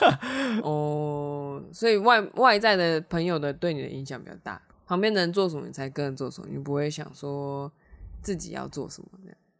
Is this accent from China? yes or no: no; Taiwan; 我们台湾人